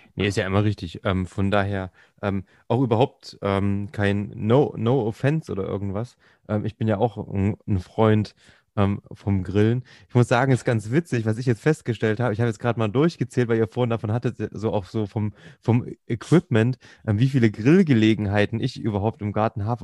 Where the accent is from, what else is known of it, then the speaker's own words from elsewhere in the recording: Thuringia, Germany; ich bin halt Thüringer